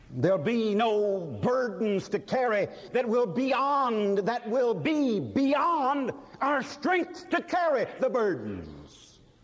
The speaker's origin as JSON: {"language": "English", "country": "United States", "said": "this blessed and wonderful country that's ours, this wonderful America"}